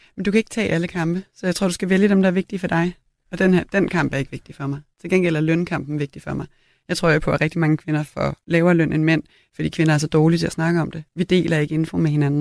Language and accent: Danish; Copenhagen, Capital Region of Denmark, Denmark; also born or lived in Italy; på Christianshavn, hvor jeg voksede op